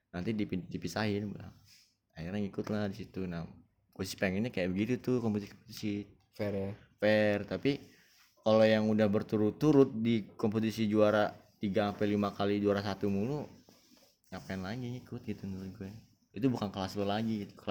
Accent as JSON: {"language": "Indonesian", "town": "Bogor", "region": "West Java", "country": "Indonesia", "said": "apalagi kalau udah daerah gue gitu ya Bogor dong."}